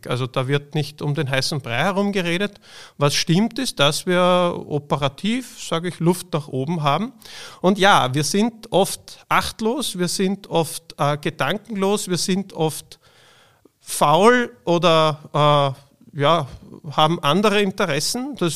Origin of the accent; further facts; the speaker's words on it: Austria; Bei uns in Österreich, aber global betrachtet in vielen Regionen noch viel schlimmer.